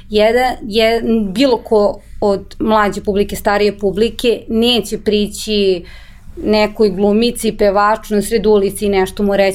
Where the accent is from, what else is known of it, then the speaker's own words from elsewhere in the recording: Serbia; To je ta neka treća grupa koja ne treba sad opet mišati sa ove dve grupe. I to je generalno problem kod nas u Srbiji